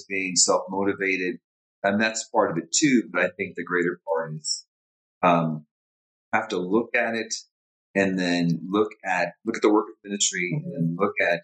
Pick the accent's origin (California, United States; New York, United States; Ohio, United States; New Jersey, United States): California, United States; Orange County, Southern; I'm from Southern California, Orange County, born and raised